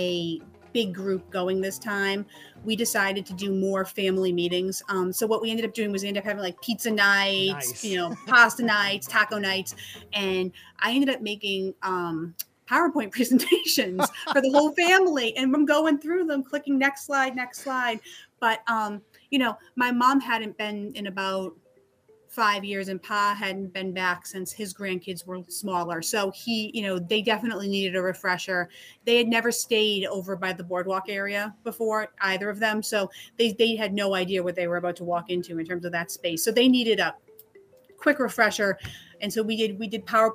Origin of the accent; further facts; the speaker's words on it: Boston, Massachusetts, United States; I'm from New England and, you know, Boston